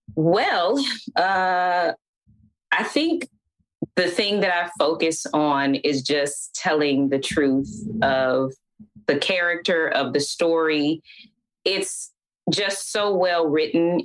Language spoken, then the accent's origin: English; Atlanta, Georgia, United States; growing up in Atlanta uh, is hot